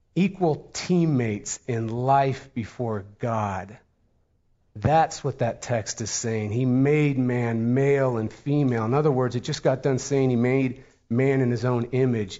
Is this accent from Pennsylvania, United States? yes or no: yes; Pittsburgh, Pennsylvania, United States; moved away; We're from Pittsburgh, Pennsylvania